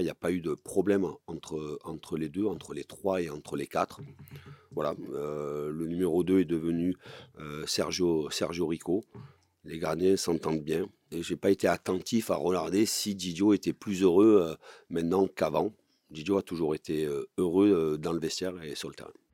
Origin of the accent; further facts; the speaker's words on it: Marseille, Provence-Alpes-Côte d'Azur, France; né à Marseille, que je sois marseillais